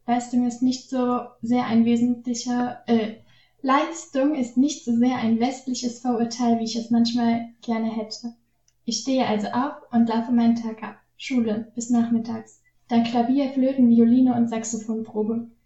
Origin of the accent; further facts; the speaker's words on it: North Korea; German is a second language; moved away as an adult; Ich bin in Nordkorea geboren und dort bis zu meinem 27. Lebensjahr geblieben.